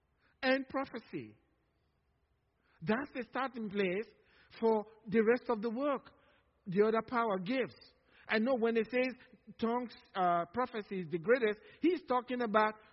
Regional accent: Nigeria; now in Cypress, TX, United States; from Nigeria

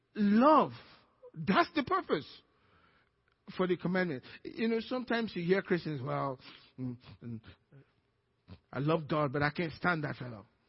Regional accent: Nigeria; now in Cypress, United States; I'm Nigerian, American Nigerian

